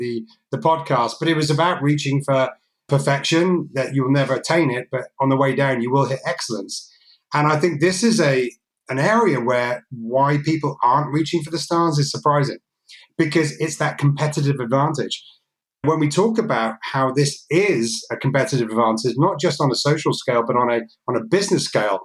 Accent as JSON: {"language": "English", "country": "United States", "also_born_or_lived": "Wales", "said": "I'm American, I'm also Welsh"}